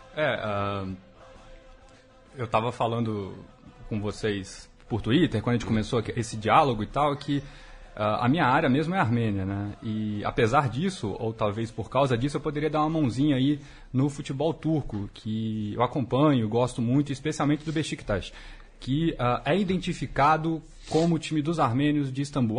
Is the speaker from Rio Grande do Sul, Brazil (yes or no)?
no; Juiz de Fora, Minas Gerais, Brazil; um bom mineiro de Juiz de Fora, flamenguista